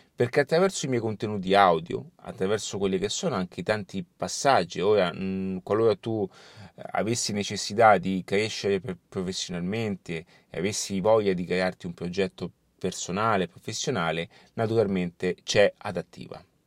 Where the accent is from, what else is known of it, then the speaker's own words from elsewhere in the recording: Rome, Lazio, Italy; also born or lived in Barcelona; anche io sono di Roma, quando sono appunto in Italia sono di Roma